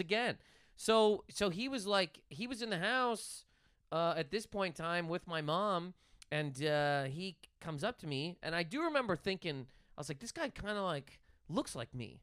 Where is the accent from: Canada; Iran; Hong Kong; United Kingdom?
Canada; Nova Scotia; straight up Nova Scotia. Trailer Park Boys is from where I'm from